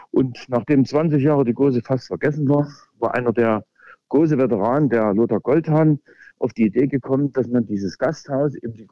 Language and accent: German; Leipzig, Saxony, Germany; gebürtiger Leipziger, bin sogar in Gohlis aufgewachsen. Und Gohlis ist also einer der beliebtesten, einer der schönsten Wohnstandorte in Leipzig